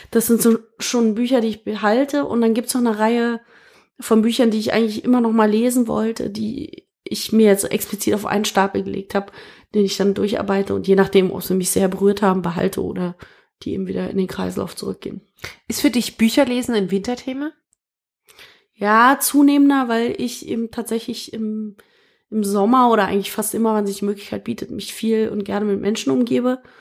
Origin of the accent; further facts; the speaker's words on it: Berlin, Germany; born there; so einen gewissen Lokalpatriotismus habe ich natürlich dadurch, dass es meine Geburtsstadt ist.